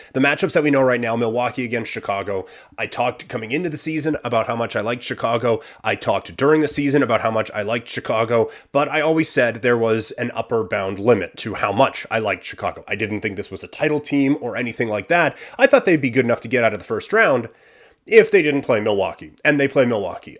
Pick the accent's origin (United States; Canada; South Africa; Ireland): Canada; Assiniboia, Saskatchewan; moved away; we are in my hometown of Assiniboia, Saskatchewan.